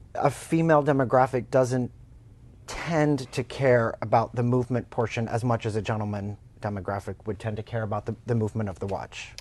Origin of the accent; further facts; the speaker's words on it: Oklahoma, United States; moved away; I'm from Oklahoma, and uh, my family's in drilling in, in Oklahoma